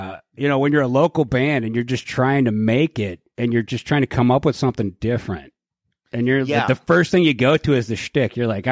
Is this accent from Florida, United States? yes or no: no; Cleveland, Ohio, United States; we're from Cleveland